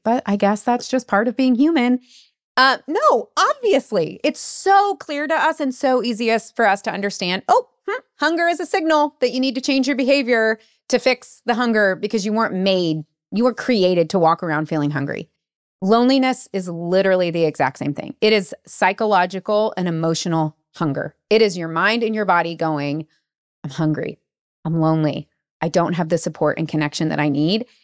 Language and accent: English; United States; as an American